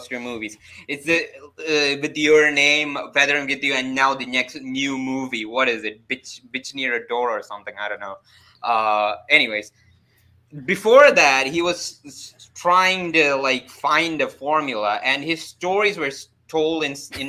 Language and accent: English; South India, India; I'm from India, man. I'm from South. I'm from the South